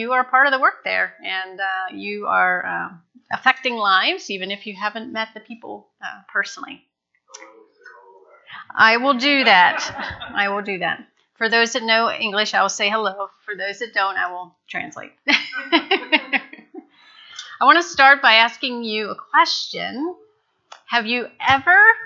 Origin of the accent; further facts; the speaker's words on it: Newville, Pennsylvania, United States; moved away as an adult; now in Phnom Penh, Cambodia; growing up in Newville. If anybody knows Newville, it's down 81 past Carlisle